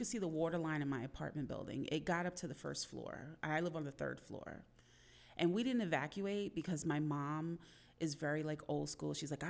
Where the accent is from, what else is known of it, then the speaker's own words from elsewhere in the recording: New York City, New York, United States; also born or lived in Elmhurst, Queens; I'm a Queens girl.